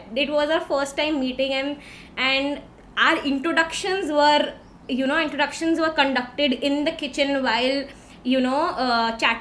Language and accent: English; Delhi, India; moved away as an adult; also born or lived in Mumbai; I've been born and brought up in Delhi